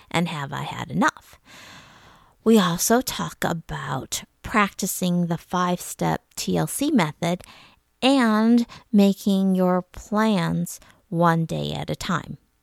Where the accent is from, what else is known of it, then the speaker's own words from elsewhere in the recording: suburbs of Detroit, Michigan, United States; I grew up in Michigan. My family, we lived in various suburbs of Detroit